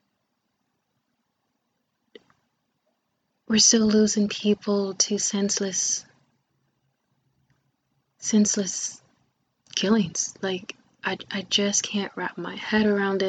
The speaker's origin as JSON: {"language": "English", "country": "United States", "said": "I am African American, but I do identify also with my native heritage for the indigenous people of Turtle Island, also known as this lovely country, America"}